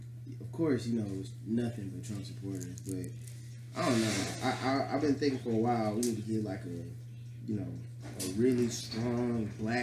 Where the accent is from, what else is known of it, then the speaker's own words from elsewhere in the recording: Vietnam; I'm from Vietnam. We gotta stick together because we look kind of alike.